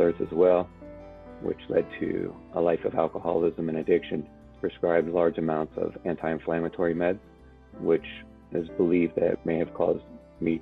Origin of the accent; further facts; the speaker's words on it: Alexandria, Virginia, United States; I grew up in Alexandria, Virginia